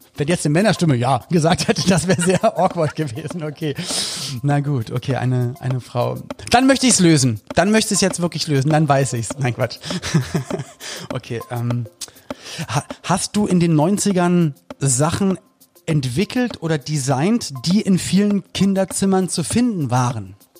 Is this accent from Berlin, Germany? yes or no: yes; Berlin, Germany; bei uns in Berlin-Spandau damals